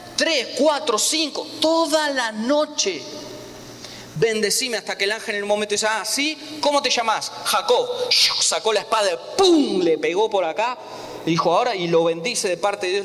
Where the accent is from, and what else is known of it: Argentina; moved away